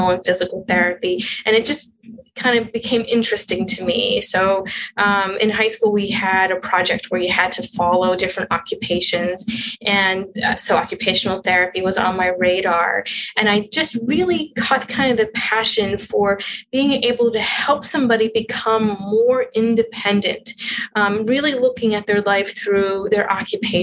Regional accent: Western Pennsylvania, United States; now in Alaska, United States; I'm originally from Western Pennsylvania, about 45 miles northwest of Pittsburgh

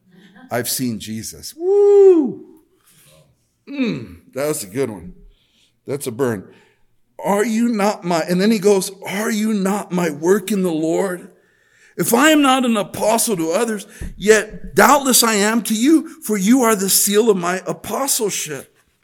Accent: El Monte, California, United States; Growing up in El Monte is a tough neighborhood. I mean, I was there in the middle of gang in the 90s. Late 80s, early 90s.

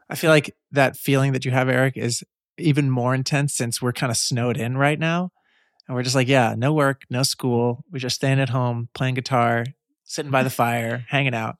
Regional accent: Long Island, New York, United States; I'm from Long Island, just across the water

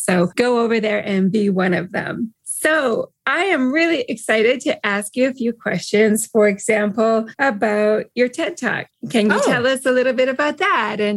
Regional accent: Canada; I'm a Canadian. We are known worldwide for being nice.

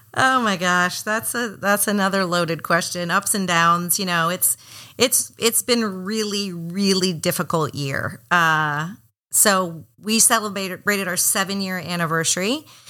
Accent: Miami, Florida, United States; also born or lived in Atlanta; now in Portland, United States; I'm from Miami originally, and those are kind of like my hometown colors.

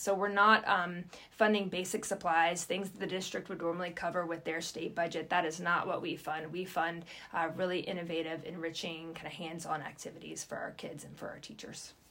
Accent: Roanoke, Virginia, United States; moved away as an adult; also born or lived in Pittsburgh, Pennsylvania / Ithaca, New York; now in Bartlesville, United States; my husband and I are both from Virginia. So, um, southwestern Virginia, Roanoke specifically

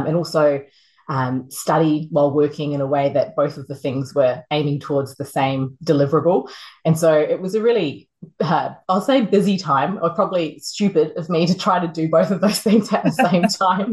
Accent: New Zealand; moved away; I grew up in New Zealand.

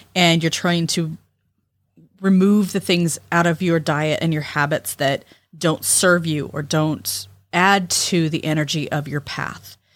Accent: California, United States; moved away; growing up in California

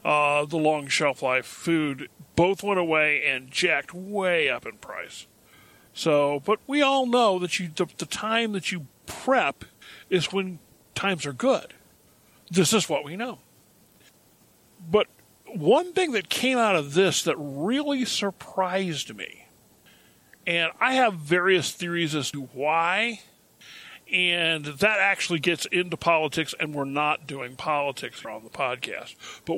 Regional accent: Tachikawa, Tokyo, Japan; I was raised a military brat, okay? I was raised in Japan.

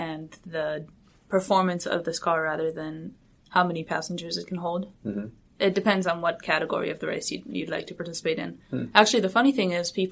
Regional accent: San Diego, California, United States; also born or lived in Haifa, Israel; I was born in Israel, and I moved to San Diego, California when I was 8 years old

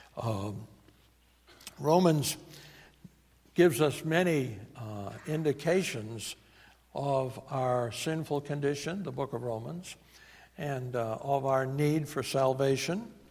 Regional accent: New England, United States; accent: New England; my New England accent

